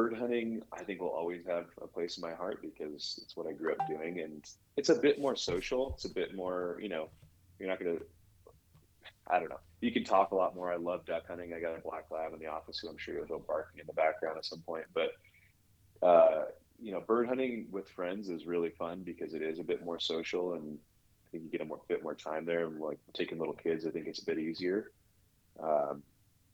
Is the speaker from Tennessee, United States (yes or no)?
no; Southern California, United States; I grew up in Southern California